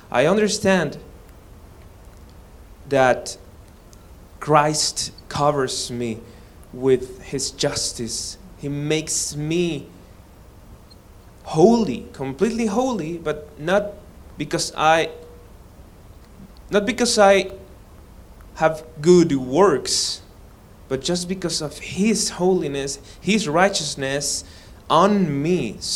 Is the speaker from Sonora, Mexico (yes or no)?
no; Mexico City, Mexico; English is a second language; Uh, I'm from Mexico. I born in Mexico. My father's, father and mother are from Mexico.